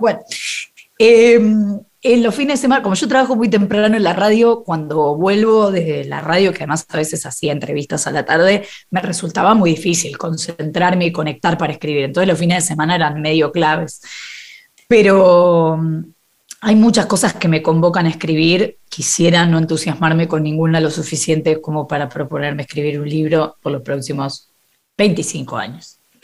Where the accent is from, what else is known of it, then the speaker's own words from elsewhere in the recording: Buenos Aires, Argentina; soy muy porteña, nací en, eh, no sé cómo se llamaba en ese momento, pero hoy debe ser alguno de los Palermos